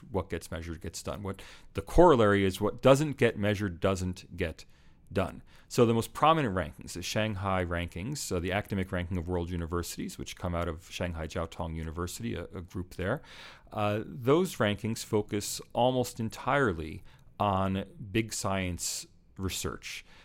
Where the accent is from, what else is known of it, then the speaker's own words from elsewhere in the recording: United States; now in Australia; I'm American living here in Australia